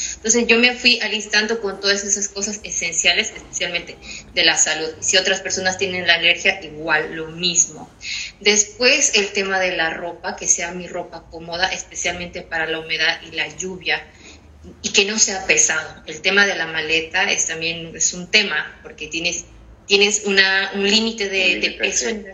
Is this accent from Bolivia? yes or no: yes; Bolivia; moved away as an adult; now in Ireland; soy de Bolivia.